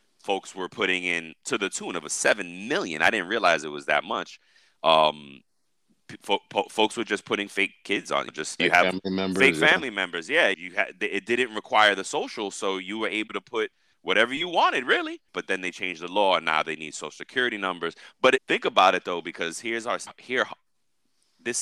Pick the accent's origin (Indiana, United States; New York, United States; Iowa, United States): New York, United States; I'm a New Yorker